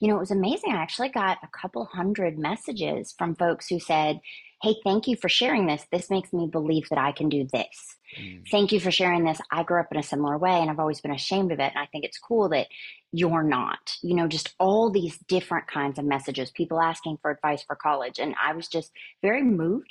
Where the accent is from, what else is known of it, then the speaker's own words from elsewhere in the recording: Soddy-Daisy, Tennessee, United States; I grew up in a tiny little town in Tennessee that I think earned its map dot maybe over the last 10 to 15 years, called Soddy Daisy